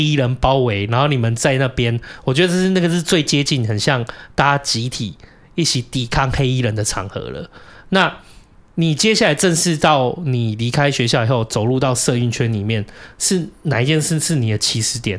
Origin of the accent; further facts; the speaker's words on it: southern Taiwan, Taiwan; moved away; 我小时候在南部的时候